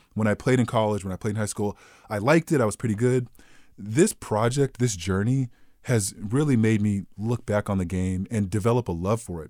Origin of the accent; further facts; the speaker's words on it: Southern California, United States; I grew up in Southern California